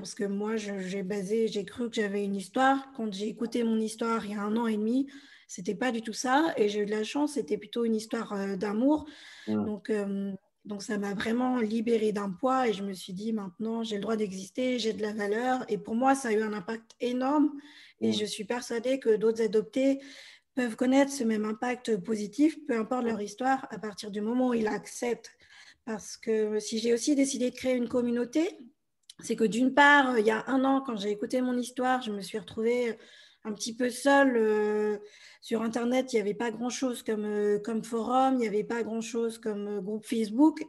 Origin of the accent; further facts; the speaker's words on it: France; also born or lived in Bolivia; je suis française et je suis adoptée de Bolivie